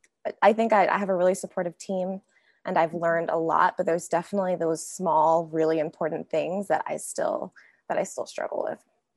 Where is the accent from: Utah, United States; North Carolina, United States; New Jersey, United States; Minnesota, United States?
North Carolina, United States; moved away as an adult; now in Bay Area, United States; I'm 26 years old and I'm living out in the Bay Area right now, but I am originally from North Carolina. So born, raised, went to college out in North Carolina, and then moved out to California with my current job.